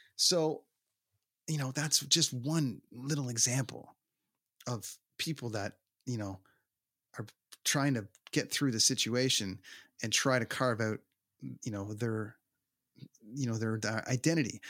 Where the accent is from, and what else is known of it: Toronto, Ontario, Canada; born or raised there